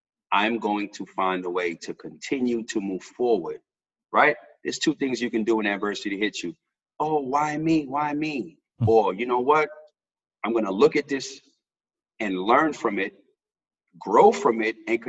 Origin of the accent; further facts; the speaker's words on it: New York City, New York, United States; moved away as an adult; now in Australia; I'm from New York City, I'm from the Bronx